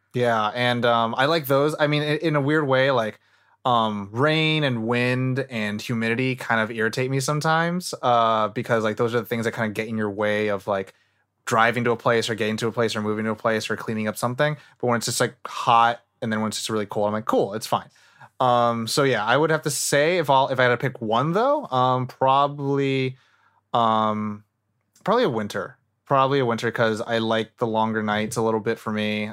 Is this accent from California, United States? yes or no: yes; Northern California, United States; also born or lived in Thailand; now in Los Angeles, United States; I'm from Nor-, like, I still have, like, a lot of feeling and heart in NorCal and SoCal